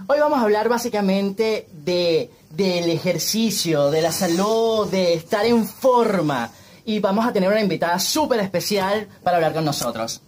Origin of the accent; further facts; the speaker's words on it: Venezuela; now in Madrid, Spain; nosotros venimos de Venezuela y ahora estamos residenciados en Madrid